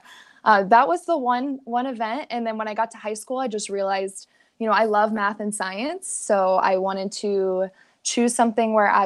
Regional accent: Littleton, Colorado, United States; I grew up in Littleton, which is sort of on the south side of Denver

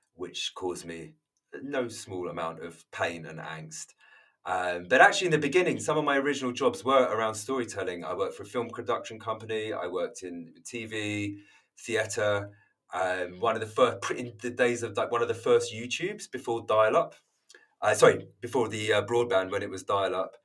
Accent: London, United Kingdom; moved away as an adult; now in Margate, United Kingdom; I'm London born and bred

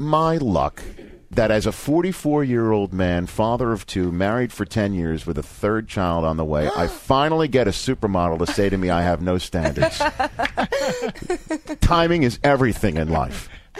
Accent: Zanesville, Ohio, United States; We're two people from Zanesville, to use the Ohio, okay? But we're getting married in Mexico.

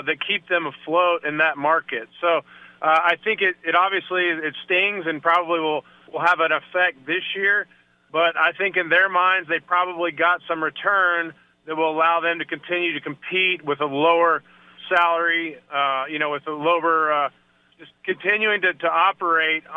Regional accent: Oklahoma, United States; I grew up in Oklahoma, which isn't far

